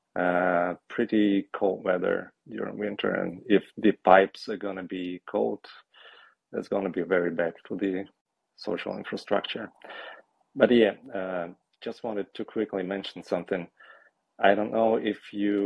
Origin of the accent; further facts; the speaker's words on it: Ukraine; born or raised there